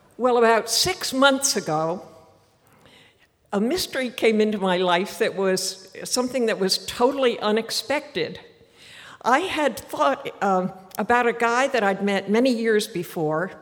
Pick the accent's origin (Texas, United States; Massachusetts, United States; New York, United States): Massachusetts, United States; Martha's Vineyard; moved away as an adult; I was born on Martha's Vineyard